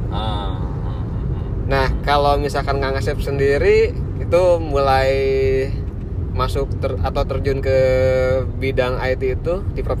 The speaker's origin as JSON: {"language": "Indonesian", "town": "Sukabumi", "region": "West Java", "country": "Indonesia", "tie": "born or raised there", "said": "karena di Sukabumi di kota saya itu tidak ada kampus yang uh, program studinya"}